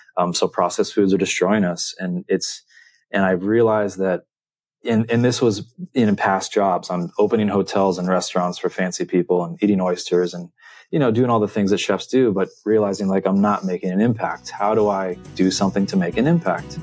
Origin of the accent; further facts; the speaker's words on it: San Diego, California, United States; growing up in San Diego.